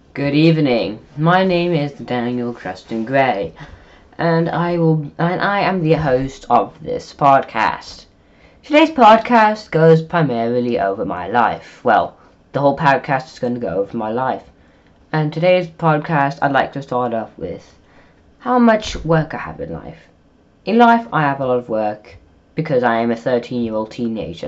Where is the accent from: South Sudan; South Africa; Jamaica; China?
South Africa; now in Netherlands; I'm South African.